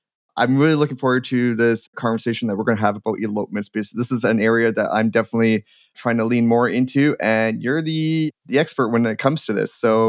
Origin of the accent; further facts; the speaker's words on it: Ontario, Canada; now in Alberta, Canada; And I'm an import too, I guess. I'm from Ontario too.